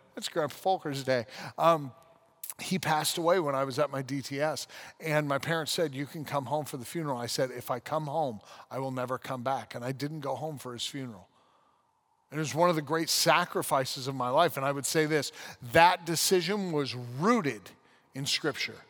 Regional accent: United States; also born or lived in London, United Kingdom; I love being an American

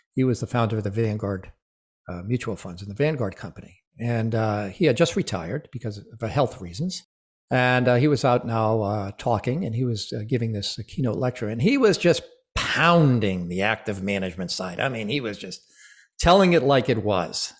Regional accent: Rhode Island, United States; I am, was born and raised in Rhode Island

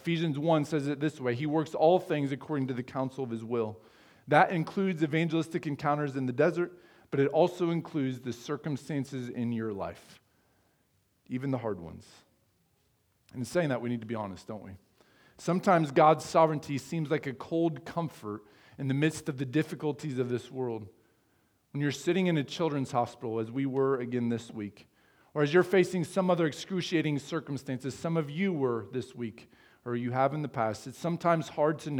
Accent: Sheraton, Iowa, United States; now in Fremont, United States; in my hometown of Sheraton, Iowa

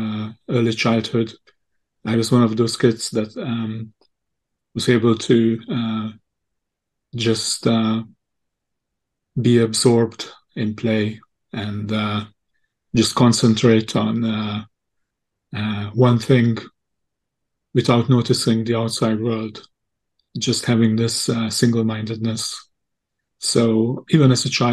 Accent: Hungary; also born or lived in Chennai, India; I'm actually from Hungary originally.

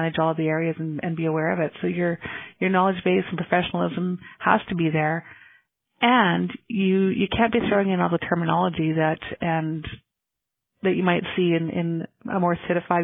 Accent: Lloydminster, Canada; 20 years fundraising in my hometown

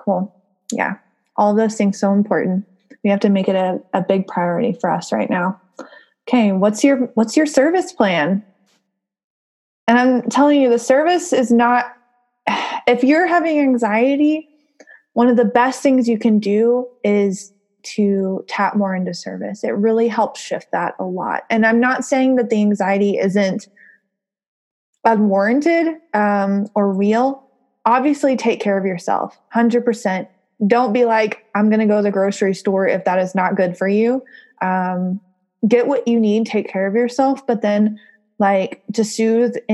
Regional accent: the South, United States; accent: southern; my southern accent

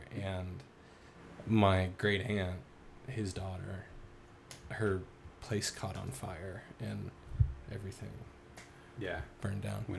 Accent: Denver, Colorado, United States; born or raised there

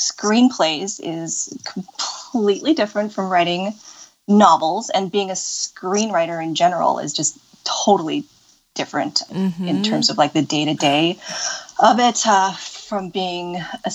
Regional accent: Pacific Northwest, United States; also born or lived in Los Angeles; I grew up in the Pacific Northwest.

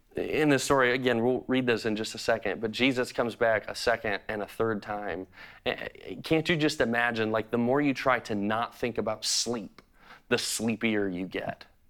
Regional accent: Chicago, Illinois, United States; I'm a true Chicagoan. I grew up in Chicago

